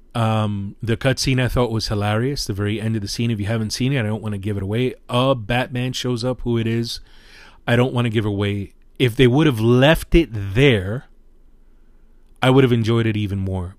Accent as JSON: {"language": "English", "town": "New York City", "region": "New York", "country": "United States", "said": "I'm a New Yorker"}